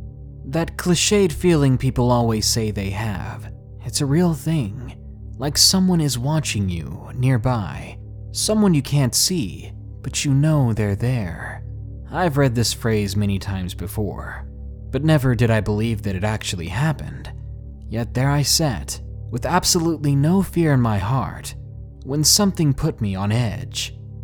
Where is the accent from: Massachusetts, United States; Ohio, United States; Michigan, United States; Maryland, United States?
Maryland, United States; Williamsport; But one dark night in my hometown of Williamsport, Maryland, changed the way I think completely. It happened nearly 10 years ago, when I was 16 going on 17 in my hometown. It was one of those places like everybody knows everybody.